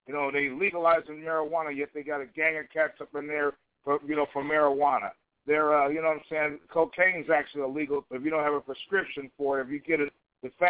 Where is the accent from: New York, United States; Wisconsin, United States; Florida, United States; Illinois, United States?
Illinois, United States; Chicago; now in Portland, United States; In Chicago, my hometown